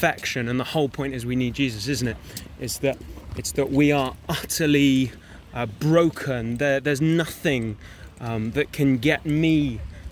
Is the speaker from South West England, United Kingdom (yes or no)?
yes; Chippenham, South West England, United Kingdom; I'm from a small place called Chippenham, which is in Wiltshire